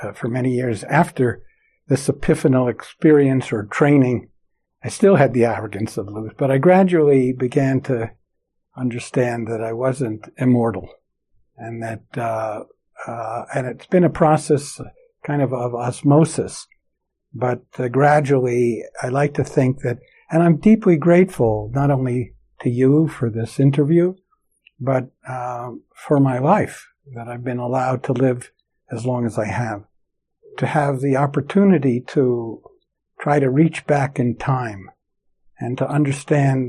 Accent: New York, United States; moved away; also born or lived in San Francisco Bay Area / Tokyo, Japan; I grew up in New York

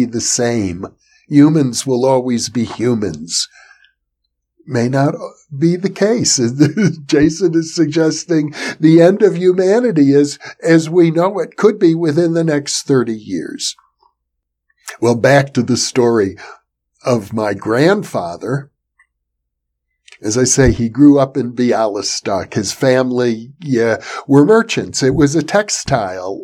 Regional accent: Wisconsin, United States; I grew up in Wisconsin.

